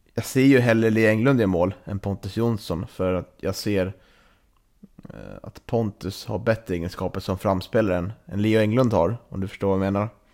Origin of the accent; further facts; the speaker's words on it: Norrland, Sweden; vi norrlänningar